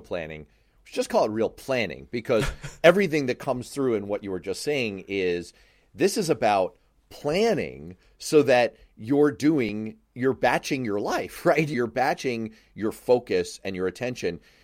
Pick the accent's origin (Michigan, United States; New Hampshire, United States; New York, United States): New York, United States; New York City; I grew up in Manhattan.